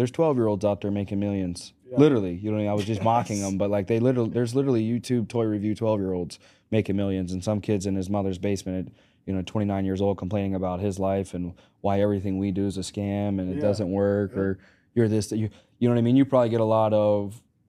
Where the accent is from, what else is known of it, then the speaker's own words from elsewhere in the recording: Pittsburgh, Pennsylvania, United States; also born or lived in Arkansas; I like the Cowboys. I'm from Arkansas. So I'm from Arkansas and Pittsburgh.